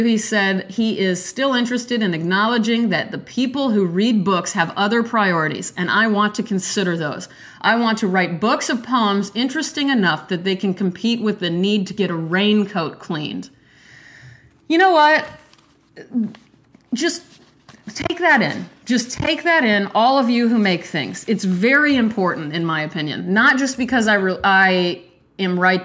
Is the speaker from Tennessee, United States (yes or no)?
no; Nebraska, United States; I am from Nebraska, and I really love Nebraska